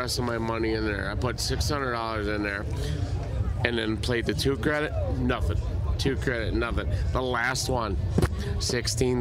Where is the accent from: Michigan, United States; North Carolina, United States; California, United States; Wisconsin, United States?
Wisconsin, United States; Upper; we are from Upper Wisconsin